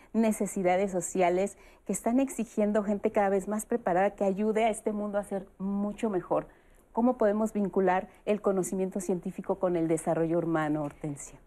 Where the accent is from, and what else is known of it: Mexico